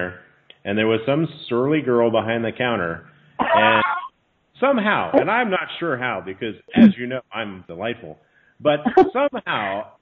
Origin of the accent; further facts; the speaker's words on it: New Jersey, United States; moved away; I grew up in New Jersey, in the shadow of New York